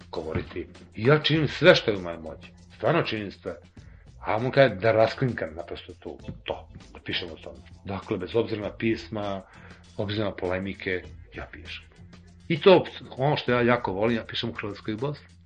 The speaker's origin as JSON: {"language": "Croatian", "country": "Serbia", "said": "ja živim u ovoj zemlji, ja sam Srbi"}